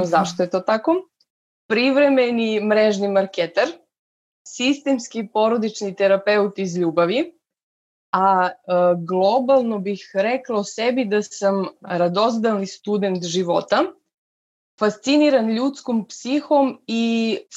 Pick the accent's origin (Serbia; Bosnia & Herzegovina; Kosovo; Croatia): Serbia; Vlasotince, Jablanica District; also born or lived in Leskovac / Niš / Pirot; now in Belgrade, Serbia; Rodom sam iz Vlasotinca, Zapravo sam rođena u Leskovcu, živela sam u Vlasutincu pola života.